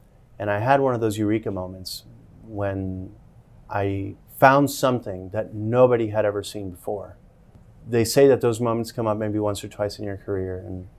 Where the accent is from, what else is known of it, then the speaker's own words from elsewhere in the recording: Colombia; moved away; also born or lived in Miami, Florida / Bogota; I was born in Miami, Florida, and I lived there till I was six, and then I moved back to my home country where my family's from in Colombia.